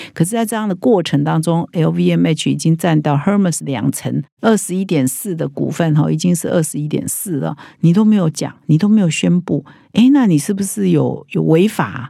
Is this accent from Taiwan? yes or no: yes; Taiwan; 其实对我们台湾人